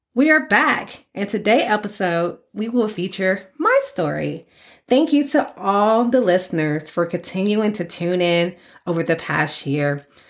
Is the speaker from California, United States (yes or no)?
no; Port Arthur, Texas, United States; I'm a girl from Port Arthur, Texas